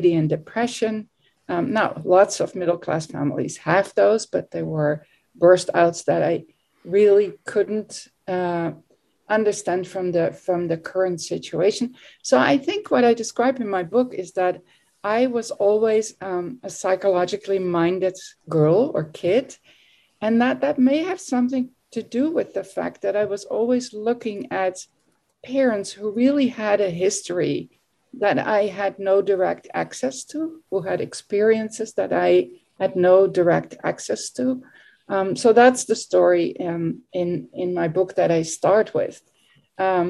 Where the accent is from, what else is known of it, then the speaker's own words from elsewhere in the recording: Netherlands; moved away as an adult; also born or lived in United States; now in Belgium; I was raised and born and raised in the Netherlands